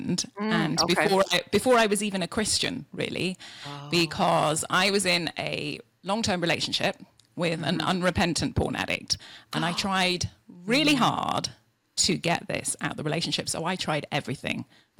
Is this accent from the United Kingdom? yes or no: yes; Yorkshire and the Humber, United Kingdom; also born or lived in California; now in Idaho, United States; From Yorkshire in England